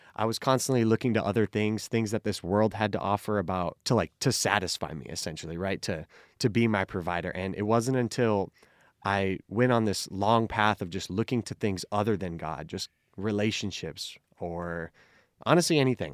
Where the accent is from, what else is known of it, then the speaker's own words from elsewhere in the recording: Phoenix, Arizona, United States; also born or lived in California; I grew up here in Phoenix